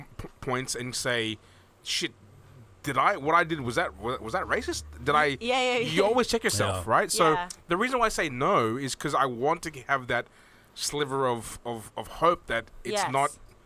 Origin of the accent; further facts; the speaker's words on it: Philippines; accent: Filipino; I wish when I was younger, and I wish that I was very embarrassed to be known as Filipino in terms of the accent. I used to hate hearing the Filipino accent.